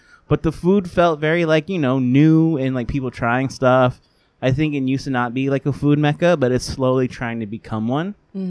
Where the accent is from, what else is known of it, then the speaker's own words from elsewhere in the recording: New York, United States; we're from New York.